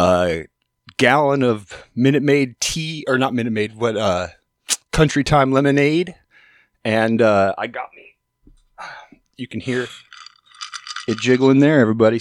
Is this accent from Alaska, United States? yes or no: yes; Alaska, United States; moved away as an adult; also born or lived in Portland; I'm from Alaska originally